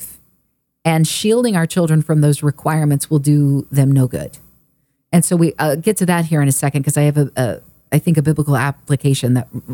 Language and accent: English; Oklahoma, United States; also born or lived in California; now in Texas, United States; growing up in Oklahoma